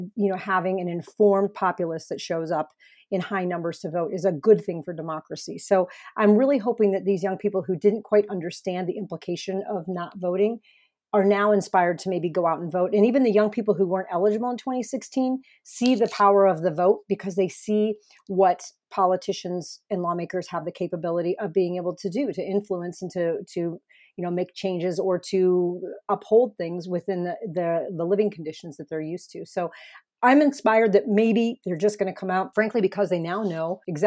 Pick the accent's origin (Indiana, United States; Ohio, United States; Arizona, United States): Arizona, United States; I appreciate that in my home state of Arizona, we get this great mailer.